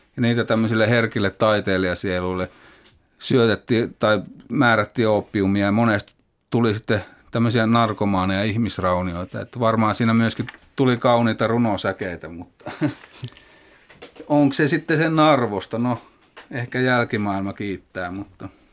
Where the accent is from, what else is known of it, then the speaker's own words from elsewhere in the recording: Kokkola, Central Ostrobothnia, Finland; Kasvoin Kokkolassa